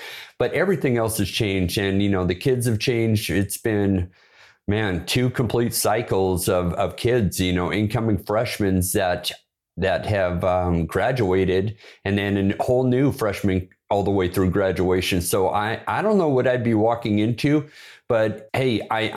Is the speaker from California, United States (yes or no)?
no; Bremerton, Washington, United States; moved away; that's where I was born. I was raised up there in Bremerton